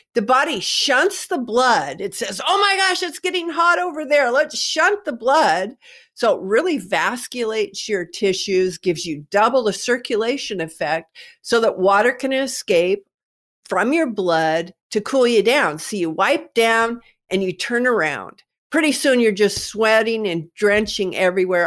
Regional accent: Kennewick, Washington, United States; I'm from Kennewick, Washington, and of course we have the Hanford Reservation here

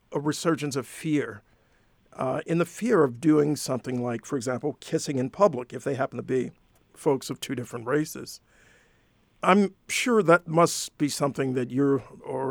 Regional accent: Detroit, Michigan, United States; my hometown with you. We call it Detroit

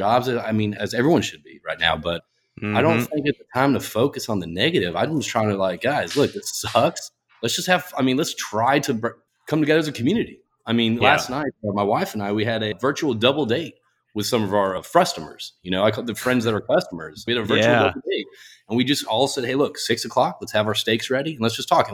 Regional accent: Connecticut, United States; moved away; also born or lived in Houston, Texas / Texas / Lille, France; I was born in Houston. I grew up in Connecticut

